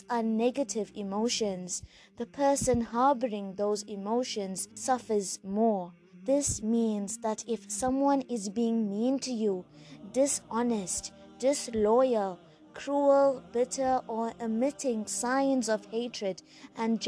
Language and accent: English; South Africa; I'm a South African Muslim, school teacher, life coach, and an avid traveler